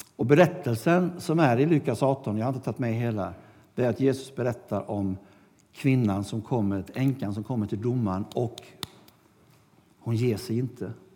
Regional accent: Sweden; vi kom från Sverige

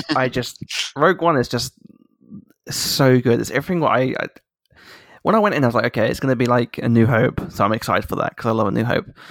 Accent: United Kingdom; a British person

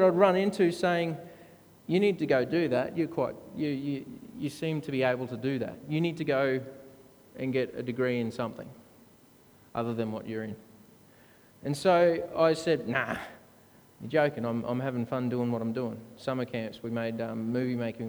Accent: Brisbane, Queensland, Australia; I grew up in the Seventh-day Adventist Church, 8 Mile Plains, Southside

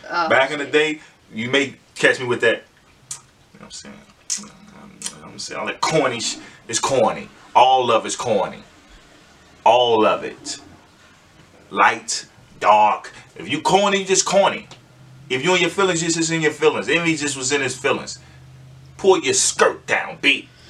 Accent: Midwest, United States; I'm from the Midwest.

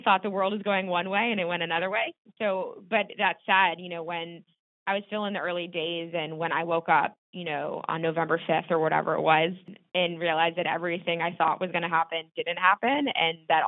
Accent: Laguna Beach, California, United States; moved away as an adult; also born or lived in East Coast / New York City / San Francisco; now in San Francisco Bay Area, United States; I grew up in Southern California in a beach town called Laguna Beach

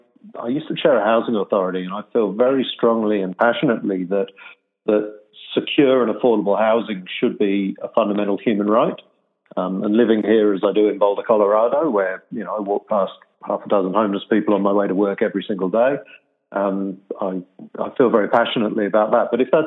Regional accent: England, United Kingdom; now in Australia; And actually, I'm originally from England. So some people pick up the Australian in my accent and some people pick up the English.

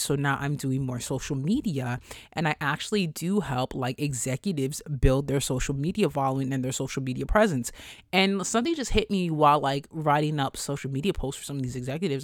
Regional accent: New York, United States; I'm from New York

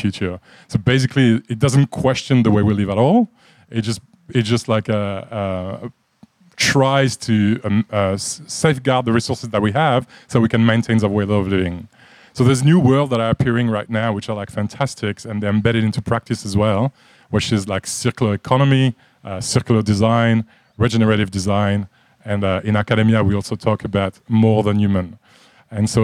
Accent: France; moved away as an adult; also born or lived in Japan / Middle East / United States; now in Australia; If you picked up on an accent, I'm from France. I've been living in Australia for about 19 years now

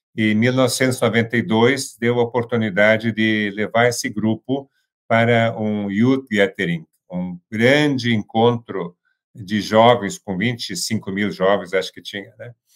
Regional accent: Santa Cruz do Sul, Rio Grande do Sul, Brazil; moved away; also born or lived in São Paulo; voltei aqui para minha cidade natal, Santa Cruz do Sul

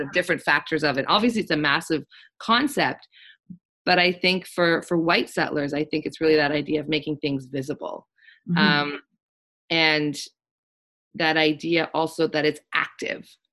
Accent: Richmond, British Columbia, Canada; now in Halifax, Canada; I'm actually from the West Coast. I was born in unceded territory of Coast Salish peoples um, which is now in a, in a major suburb of Vancouver called Richmond

